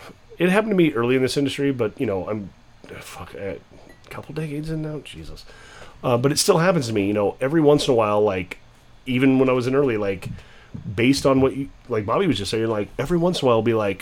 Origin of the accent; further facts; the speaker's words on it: United States; I was renting a house up in the White Mountains, my hometown